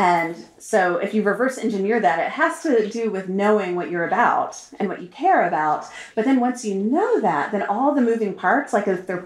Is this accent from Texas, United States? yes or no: yes; Austin, Texas, United States; moved away as an adult; also born or lived in Turkey; I grew up in Austin and, was just used to the life as was expected